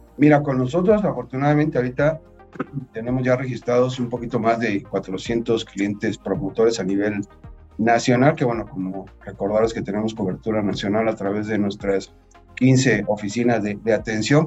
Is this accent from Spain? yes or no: no; Mexico; como país, este, como mexicanos